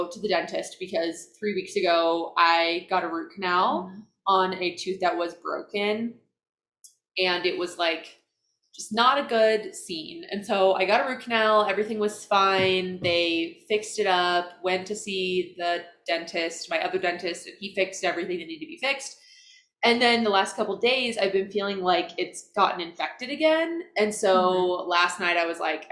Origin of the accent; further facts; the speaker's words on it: Iowa, United States; moved away as an adult; now in Utah, United States; I grew up in Iowa. Not Ohio. Not Illinois, not Idaho.